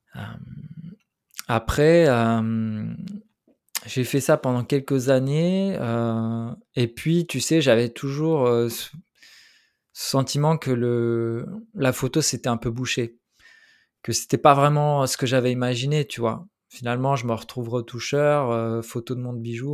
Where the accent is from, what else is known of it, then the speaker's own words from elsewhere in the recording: Switzerland; French is a second language; also born or lived in Portugal; je suis arrivé, j'avais 7 ans en Suisse. et puis, ça, a été particulièrement difficile parce que ben, cet âge-là, ben, je parlais pas français